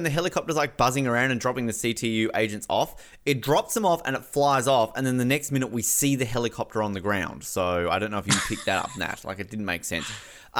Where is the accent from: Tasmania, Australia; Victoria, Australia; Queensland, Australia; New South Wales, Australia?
Tasmania, Australia; Snug; Yeah, I'm totally from Snug. You know, you think northern suburbs were tough. You should go to go to Snug.